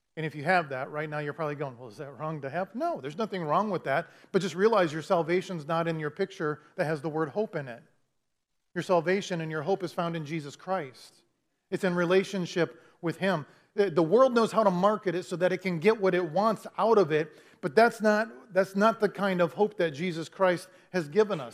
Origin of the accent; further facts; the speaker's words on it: Clinton, Iowa, United States; moved away as an adult; also born or lived in Dallas, Texas; I grew up in Clinton all my life, okay? Uh, from, from the moment I was born till twenty something when we moved